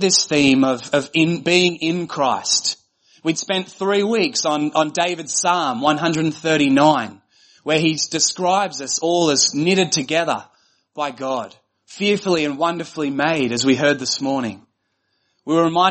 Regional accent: Australia; I was from Australia. I was the only Australian.

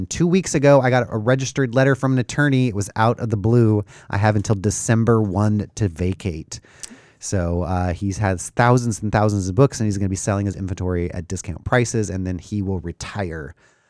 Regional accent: Ontario, California, United States; moved away; I grew up in Ontario, California, which now they have a very large and very nice airport because it's a huge hub down there.

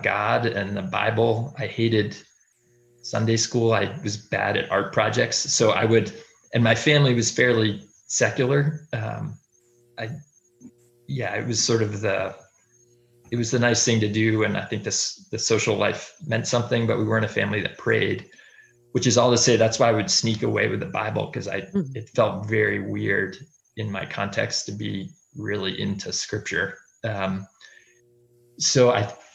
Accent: Durham, New Hampshire, United States; I grew up in Durham, New Hampshire

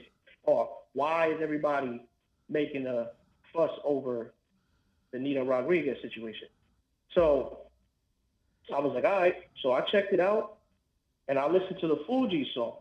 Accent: New York City, New York, United States; now in Florida, United States; I grew up in the South Bronx

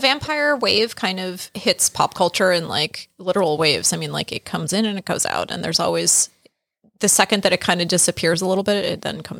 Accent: Salem, Massachusetts, United States; I grew up around here. I've been walking around Salem since I was

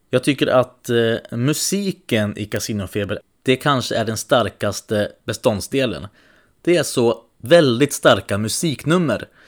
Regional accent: Alingsås, Västra Götaland, Sweden; Nej, jag är från Allingsås.

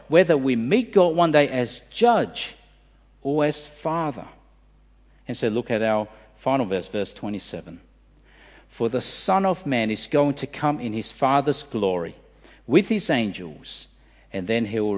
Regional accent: Australia; As an Australian

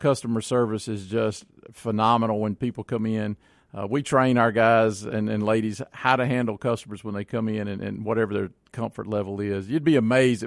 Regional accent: Florence, Mississippi, United States; I grew up out in Rankin County in Florence, so we're hunters

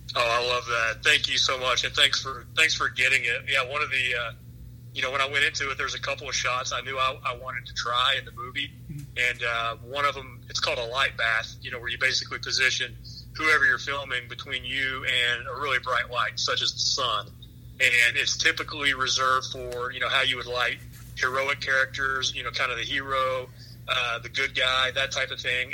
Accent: East Tennessee, United States; my hometown in East Tennessee, right on the North Carolina state line

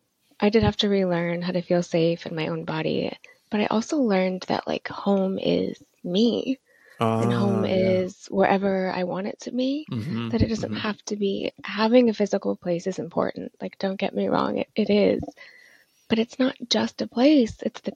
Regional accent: Midwest, United States; now in Austin, United States; But I grew up in the Midwest and with a really conservative Christian family. And my family moved around quite a bit growing up. So I've sort of lived all over.

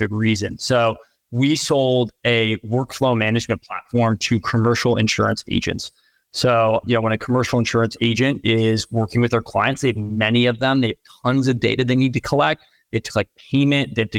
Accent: East Coast, United States; moved away as an adult; now in San Francisco Bay Area, United States; I grew up on the East Coast

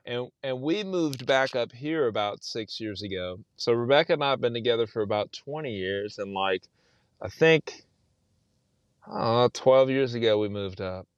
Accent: South Texas, United States; moved away as an adult; also born or lived in Austin, Texas; now in Indiana, United States; I'm from South Texas

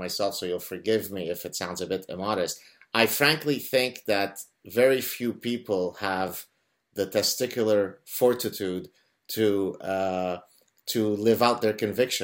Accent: Lebanon; now in North America; we're Lebanese Jews who escaped Lebanon under imminent threat of execution

